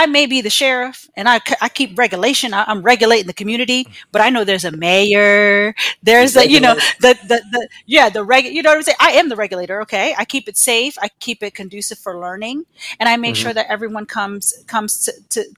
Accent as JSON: {"language": "English", "town": "Arlington", "region": "Virginia", "country": "United States", "moved": "as an adult", "lives_now": "Gainesville, United States", "said": "So I am originally from Arlington, Virginia"}